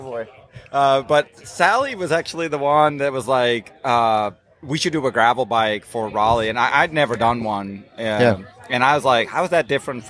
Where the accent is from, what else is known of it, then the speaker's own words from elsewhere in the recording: Netherlands; I grew up in Holland, in the Netherlands, just south of Amsterdam.